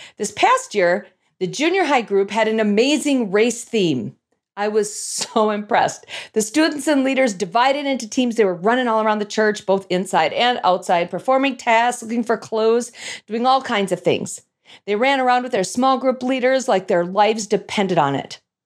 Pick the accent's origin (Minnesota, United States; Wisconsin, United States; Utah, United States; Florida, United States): Minnesota, United States; North Saint Paul; I grew up in North Saint Paul, Minnesota, which is a suburb, as you could probably guess, of the capital city, Saint Paul.